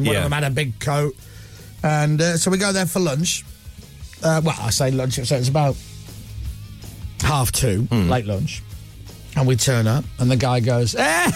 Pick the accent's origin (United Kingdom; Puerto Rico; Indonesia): United Kingdom; Leeds, Yorkshire and the Humber; I'm from Leeds